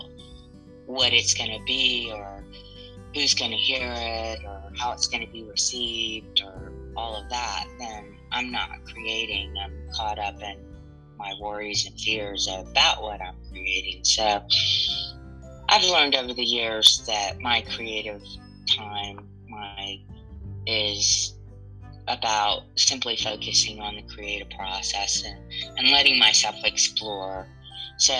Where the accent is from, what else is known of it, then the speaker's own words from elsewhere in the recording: Montgomery, Alabama, United States; also born or lived in New Orleans, Louisiana / Atlanta / Ohio / Detroit; Montgomery, Alabama, which is my hometown and where my family resides